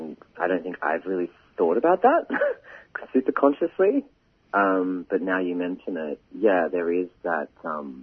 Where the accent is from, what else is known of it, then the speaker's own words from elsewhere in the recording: Sydney, New South Wales, Australia; I am New South Wales Koori, so my mum's Wiradjuri, my dad's English. I was born here on Gadigal country, which is where I am today